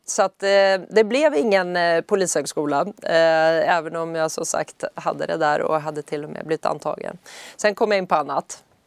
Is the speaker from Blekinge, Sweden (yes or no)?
no; Södertälje, Stockholm County, Sweden; i Södertälje där jag är uppvuxen